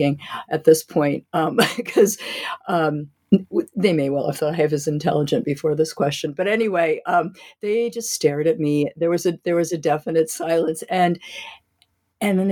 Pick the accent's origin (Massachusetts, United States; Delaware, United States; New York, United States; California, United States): Delaware, United States; Wilmington; I grew up in Delaware in Wilmington